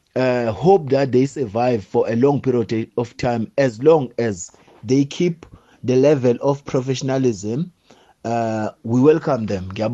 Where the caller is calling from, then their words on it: Port Elizabeth, Eastern Cape, South Africa; I'm calling from Port Elizabeth